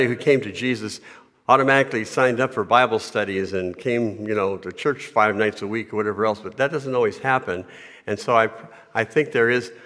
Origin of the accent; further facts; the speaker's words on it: United States; I was born in America in a Christian home.